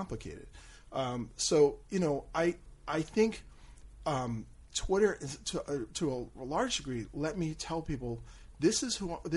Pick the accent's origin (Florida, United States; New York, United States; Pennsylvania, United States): Pennsylvania, United States; Philadelphia; moved away as an adult; now in Houston, United States; growing up in Philly, like Fresh Air was huge for me